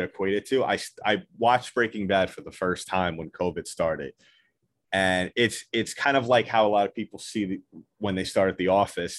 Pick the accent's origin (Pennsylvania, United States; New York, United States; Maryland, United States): New York, United States; I am from New York